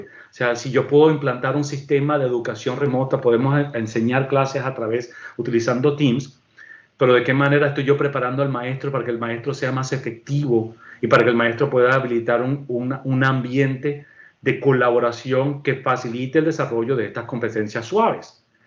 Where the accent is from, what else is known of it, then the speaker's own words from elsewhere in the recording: Venezuela; moved away; en mi país de origen, que es Venezuela